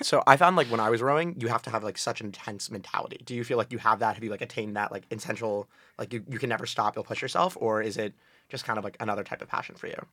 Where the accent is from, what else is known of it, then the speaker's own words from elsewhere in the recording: New Haven, Connecticut, United States; I'm from New Haven, Connecticut